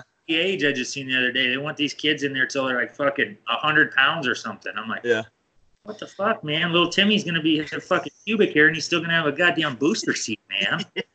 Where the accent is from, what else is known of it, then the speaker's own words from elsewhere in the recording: Iowa, United States; so I'm from Iowa, the Midwest, right?